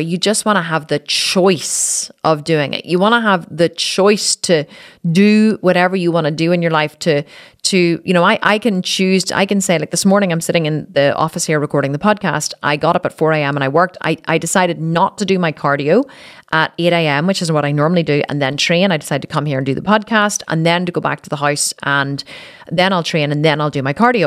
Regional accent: Ireland; I'm Irish

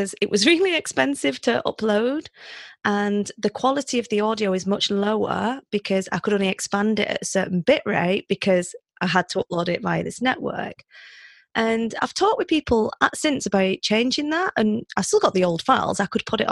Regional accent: United Kingdom; moved away as an adult; also born or lived in South Africa; I am British

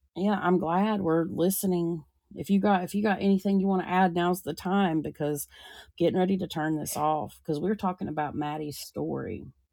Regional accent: the South, United States; I'm from the South

